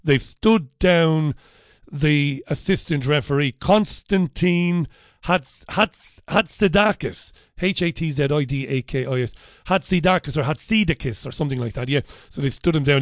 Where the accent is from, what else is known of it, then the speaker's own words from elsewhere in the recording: Waterford, Munster, Ireland; I'm a working class boy from Ballybeg in Waterford